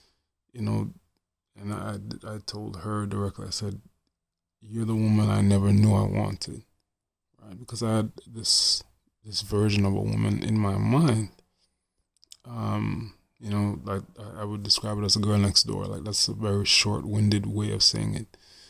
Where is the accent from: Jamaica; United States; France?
Jamaica; And me being a Jamaican man, by the way, she's Haitian.